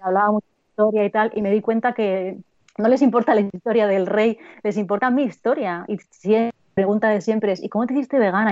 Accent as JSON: {"language": "Spanish", "country": "Spain", "said": "el amor que tenemos los españoles por la comida"}